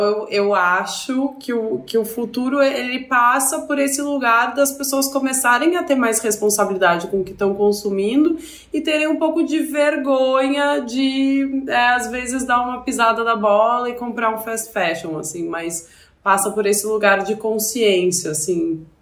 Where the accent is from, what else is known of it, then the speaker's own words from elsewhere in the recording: Porto Alegre, Rio Grande do Sul, Brazil; moved away as an adult; eu sou de Porto Alegre